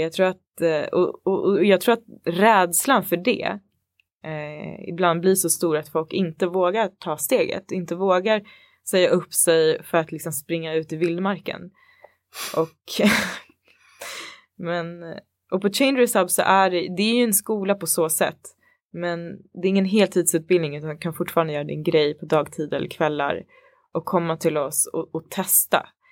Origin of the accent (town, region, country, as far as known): Botkyrka, Stockholm County, Sweden; born or raised there; moved away as an adult; now in Stockholm, Sweden